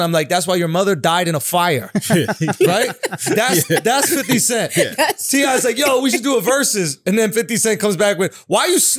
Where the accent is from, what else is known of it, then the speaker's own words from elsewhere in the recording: New York, United States; we're from New York.